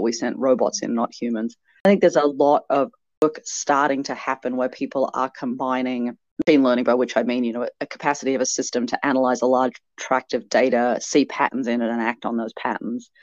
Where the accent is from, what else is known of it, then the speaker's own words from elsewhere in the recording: Canberra, Australian Capital Territory, Australia; my hometown here in Canberra